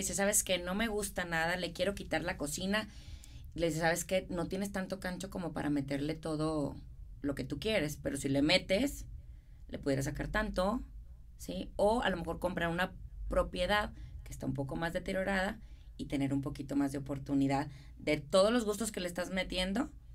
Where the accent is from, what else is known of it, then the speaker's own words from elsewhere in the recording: Monterrey, Nuevo León, Mexico; accent: regio; moved away as an adult; now in Houston, United States; yo soy de Monterrey